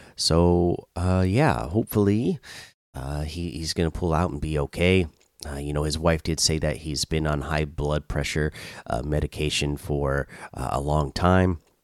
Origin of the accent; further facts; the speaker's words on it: Oregon, United States; now in Georgia, United States; I grew up in Oregon